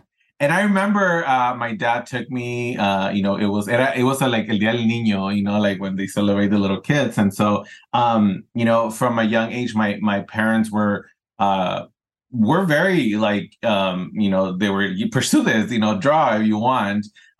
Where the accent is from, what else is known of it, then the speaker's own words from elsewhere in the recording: California, United States; also born or lived in Ensenada, Mexico; I grew up here in Southern California. I was born in Ensenada, Mexico, Arribos Cachanillas. And I came here when I was still developing, you know, as a teenager, right?